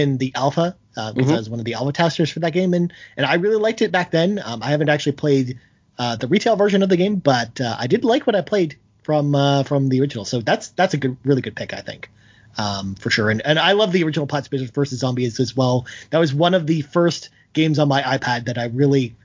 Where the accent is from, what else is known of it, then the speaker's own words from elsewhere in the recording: Toronto, Ontario, Canada; my hometown, Toronto, where I live